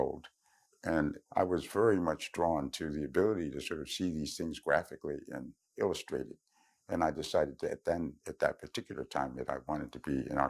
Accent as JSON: {"language": "English", "town": "Philadelphia", "region": "Pennsylvania", "country": "United States", "tie": "born or raised there", "said": "I was born in Philadelphia in 1939. Our family lived in a cold water flat in a place called The Bottom. The black people all lived in The Bottom"}